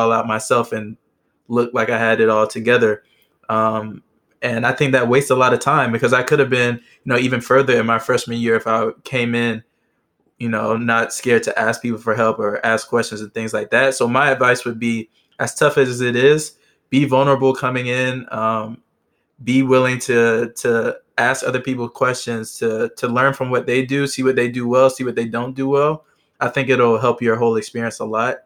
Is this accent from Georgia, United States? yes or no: yes; Georgia, United States; moved away as an adult; now in Philadelphia, United States; I'm from Georgia, so I was far from home